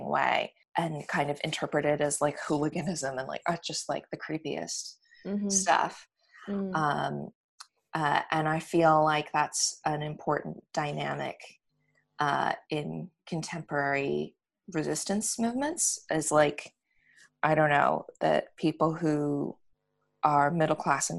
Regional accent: New York, United States; moved away as an adult; now in United Kingdom; having grown up in in America and having grown up in New York

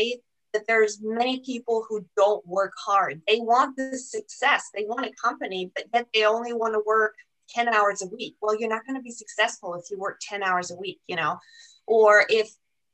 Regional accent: Germany; English is a second language; now in United States; I'm not a US citizen. I'm German

